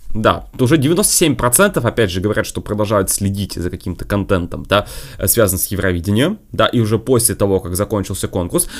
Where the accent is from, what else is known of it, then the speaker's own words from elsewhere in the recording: Russia; я изначально из России